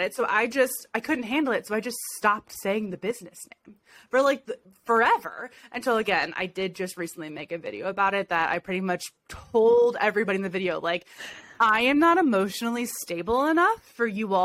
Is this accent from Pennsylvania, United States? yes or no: no; Ohio, United States; I'm from Ohio